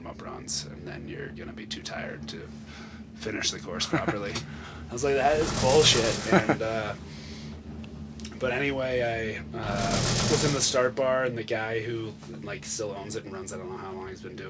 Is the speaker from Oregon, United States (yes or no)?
no; Aspen, Colorado, United States; growing up in Aspen